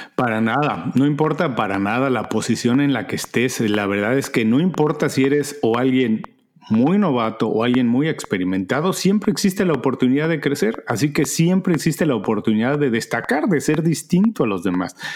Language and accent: Spanish; Mexico; moved away as an adult; now in Miami, United States; Soy mexicano, un mexicano viviendo en Miami desde hace 14 años.